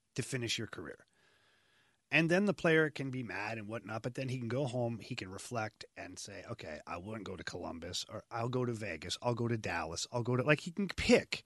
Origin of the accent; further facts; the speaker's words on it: Ottawa, Ontario, Canada; moved away; go back to Ottawa, uh, my hometown.